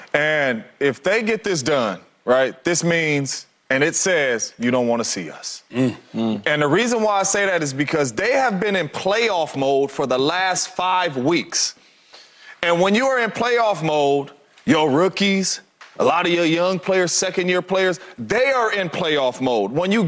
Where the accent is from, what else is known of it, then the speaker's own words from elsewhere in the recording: California, United States; I'm from California, homeboy.